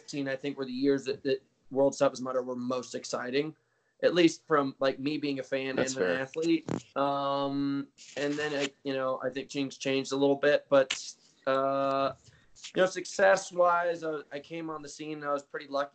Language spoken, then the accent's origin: English; New York City, New York, United States; moved away as an adult; also born or lived in Connecticut / Rhode Island / Malibu, California; now in Boulder, Colorado, United States; I'm a New York City kid. My whole family's still in New York City, like, except for my mother. She's in Rhode Island, but I was born in New York City, raised in Connecticut, in New York